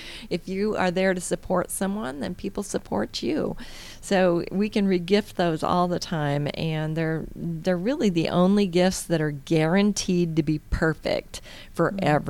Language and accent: English; Indiana, United States; now in Georgia, United States; So, but the northerners, that I came from Indiana, so our northerners definitely are experiencing something a little different.